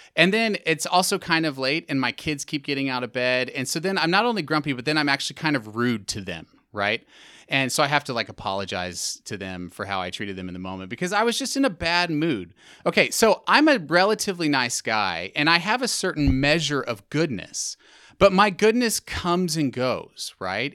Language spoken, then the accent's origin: English; Texas, United States; also born or lived in Middle East / England; I am from Texas. Originally